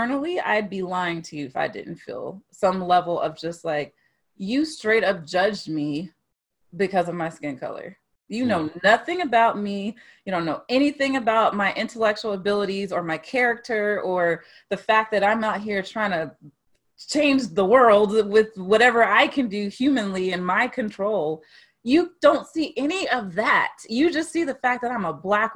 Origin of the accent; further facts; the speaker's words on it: Dallas, high school in Mansfield, Northeast Texas, United States; I grew up in Texas. Northeast Texas, some people say Texas ain't the South, whatever. Northeast Texas, Dallas, close to Louisiana